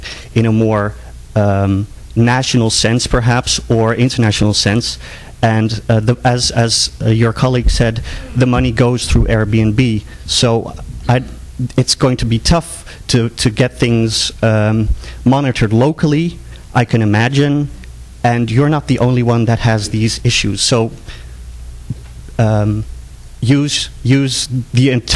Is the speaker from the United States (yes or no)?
no; Netherlands; English is a second language; I'm from the Netherlands